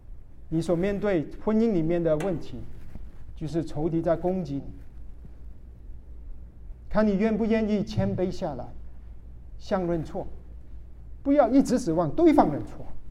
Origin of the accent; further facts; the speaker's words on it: Guangdong, China; 我们广东人叫他林伯林宝。